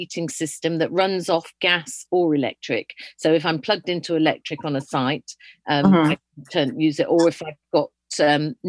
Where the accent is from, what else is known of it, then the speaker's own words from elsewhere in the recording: Yorkshire and the Humber, United Kingdom; moved away; I'm originally from Yorkshire